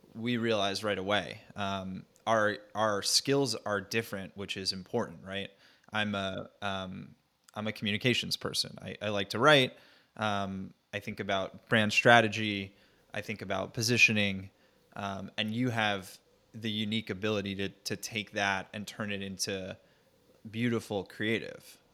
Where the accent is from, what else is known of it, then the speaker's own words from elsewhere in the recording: North Central New Jersey, United States; moved away as an adult; also born or lived in Nashville, Tennessee / New York; I grew up in Jersey, uh, North Central New Jersey, suburbia